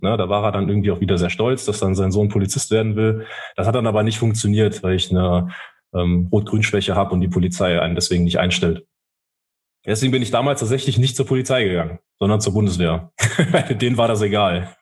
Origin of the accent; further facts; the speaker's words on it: Saarland, Germany; also born or lived in Rhineland-Palatinate; ich bin groß, groß geworden in Rheinland-Pfalz, aber meine Mutter ist dann mit uns ins Saarland gegangen und ich habe mir dann auch diese saarländische Identität auch angeeignet